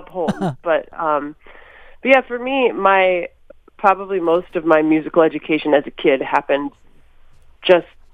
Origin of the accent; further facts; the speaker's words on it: Minneapolis, Minnesota, United States; I was born in Minneapolis